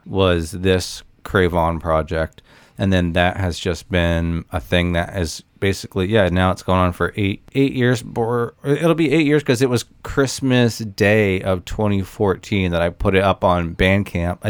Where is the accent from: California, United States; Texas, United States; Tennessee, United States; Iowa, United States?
Tennessee, United States; Nashville; also born or lived in Olympia, Washington; I'm from Nashville. I moved back here